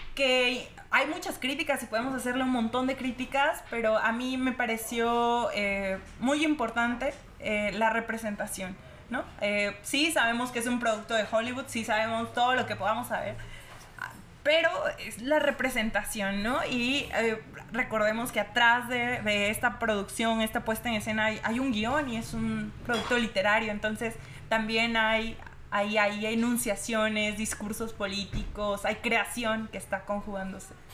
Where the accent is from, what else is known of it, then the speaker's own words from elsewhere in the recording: Veracruz, Mexico; yo vengo de Veracruz